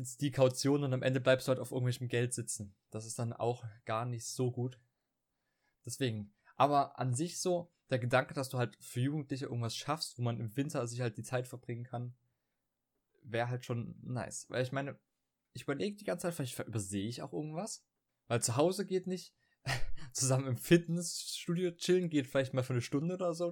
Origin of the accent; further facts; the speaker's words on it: Dresden, Saxony, Germany; bei uns in Dresden